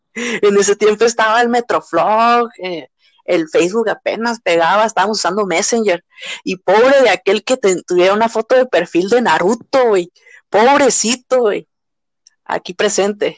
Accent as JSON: {"language": "Spanish", "country": "Mexico", "said": "como mexicanos"}